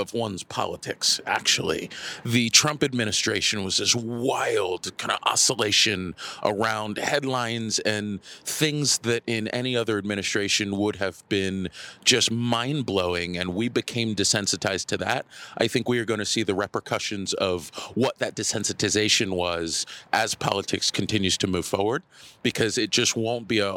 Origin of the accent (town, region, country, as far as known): Richmond, Virginia, United States; born or raised there